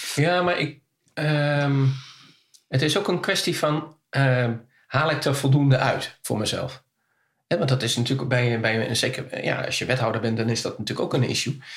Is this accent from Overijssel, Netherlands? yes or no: yes; Kampen, Overijssel, Netherlands; ik kom uit Kampen